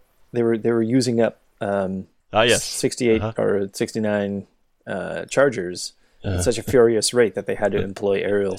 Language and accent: English; Southwest, United States; we grew up in the Southwest.